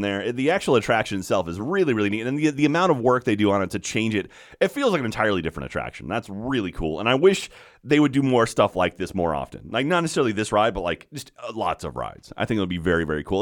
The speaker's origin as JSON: {"language": "English", "country": "United States", "said": "I'm an American in Paris."}